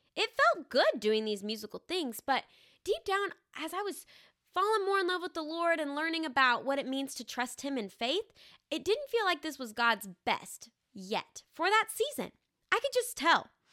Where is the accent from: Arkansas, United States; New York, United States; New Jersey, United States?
Arkansas, United States; I'm actually from Arkansas. And I grew up in the same house, this little red brick house with a white picket fence, for the very first eighteen years of my life